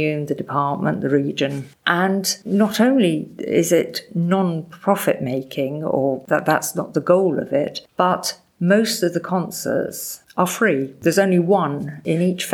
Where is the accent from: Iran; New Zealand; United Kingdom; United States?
United Kingdom; England; accent: English; moved away as an adult; now in France; I have a very strong English accent